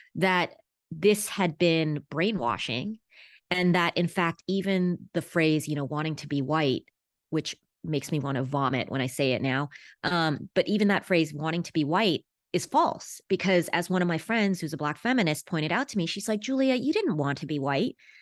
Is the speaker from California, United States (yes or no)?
yes; Los Angeles, California, United States; I was born in Los Angeles in nineteen seventy-six